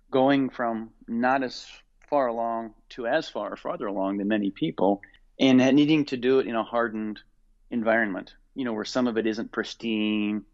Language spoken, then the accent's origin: English; Indiana, United States; Growing up in Indiana and playing basketball